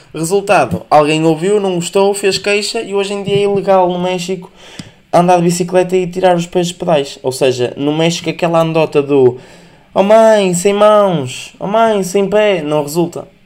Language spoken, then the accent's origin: Portuguese; the North, Northern Portugal, Portugal; como sou do Norte